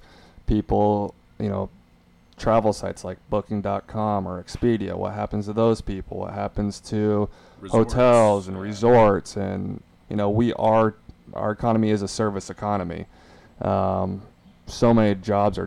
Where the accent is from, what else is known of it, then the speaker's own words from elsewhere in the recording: Omaha, Nebraska, United States; now in Florida, United States; our house that I grew up in back in Omaha